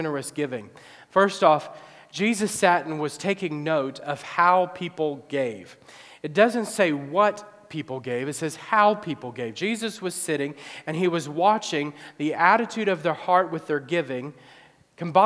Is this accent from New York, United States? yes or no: no; Illinois, United States; my hometown area